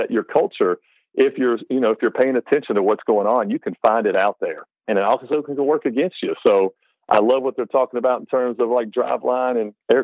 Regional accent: North Carolina, United States; moved away as an adult; now in Kentucky, United States; I grew up in North Carolina

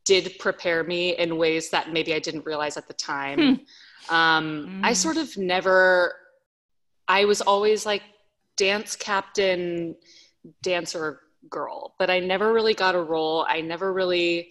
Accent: Dallas, Texas, United States; moved away as an adult; I was born in Dallas, Texas

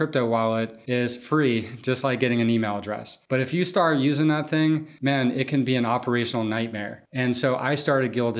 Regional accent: New Orleans, Louisiana, United States; moved away; I'm from New Orleans, where I had started this business pre-Katrina

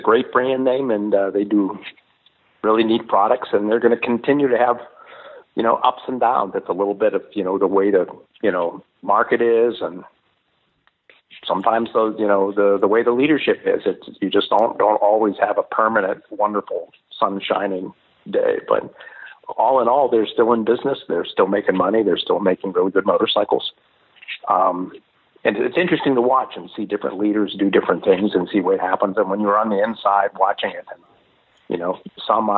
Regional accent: Pittsburgh, Pennsylvania, United States; moved away; I came from Pittsburgh, so I came from a town that was ravaged

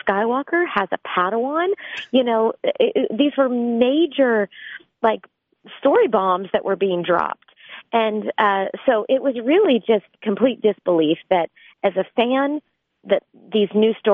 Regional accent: Orlando, Florida, United States; moved away as an adult; I grew up in Orlando, Florida

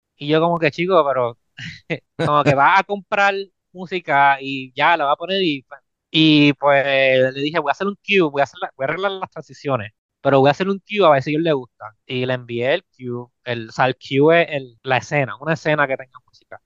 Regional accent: Puerto Rico; moved away as an adult; now in Los Angeles, United States; yo soy puertorriqueño

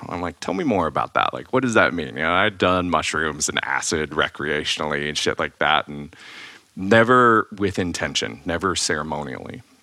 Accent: Ohio, United States; moved away; I grew up in Ohio

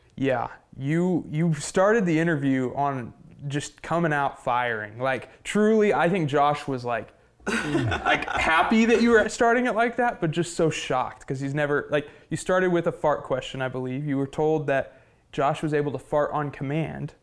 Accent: Oklahoma, United States; I'm from Oklahoma

